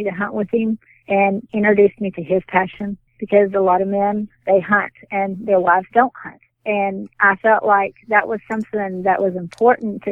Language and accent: English; San Angelo, Texas, United States; I'm from San Angelo, Texas